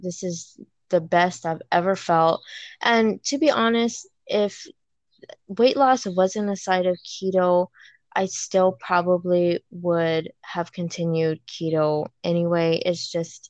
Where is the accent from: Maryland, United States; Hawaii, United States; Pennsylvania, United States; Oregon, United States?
Hawaii, United States; Wahiawa, Oahu; I was born and raised in Waihua, on the island of Oahu